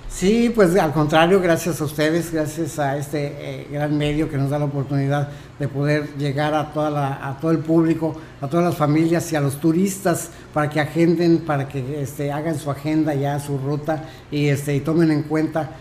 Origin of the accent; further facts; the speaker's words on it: Mexico; somos mexicanos